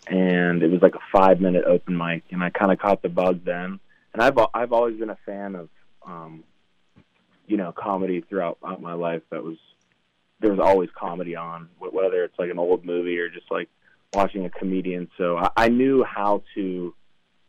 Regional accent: Pittsburgh, Pennsylvania, United States; also born or lived in Hawaii; we moved up to Pittsburgh. That's where our family's from

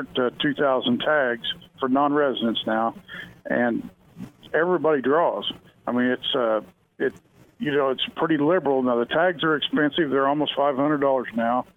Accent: Joplin, Missouri, United States; now in Kansas, United States; I'm actually from Joplin, Missouri, and I've been over in Kansas for almost 30 years now

